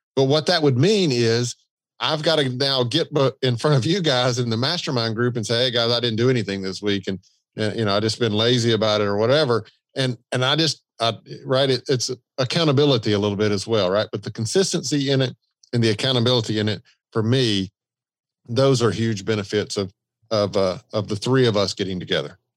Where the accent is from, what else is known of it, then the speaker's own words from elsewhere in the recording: the South, United States; accent: Southern; the Southern accent